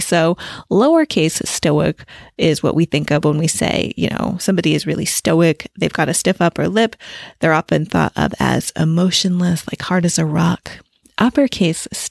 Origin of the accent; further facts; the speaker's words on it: United States; moved away as an adult; also born or lived in Italy; now in England, United Kingdom; an American in England